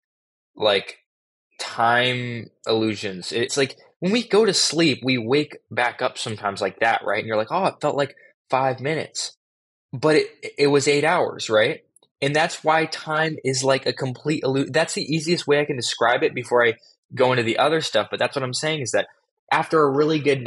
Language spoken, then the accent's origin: English; Los Angeles, California, United States; growing up in Los Angeles